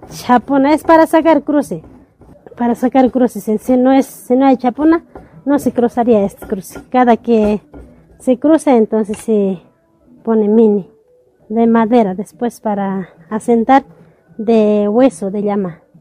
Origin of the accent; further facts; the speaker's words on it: Tarabuco, Chuquisaca, Bolivia; Bienvenido a Yampara, yo soy la tejedora de cultura Yampara. De Tarabuco vengo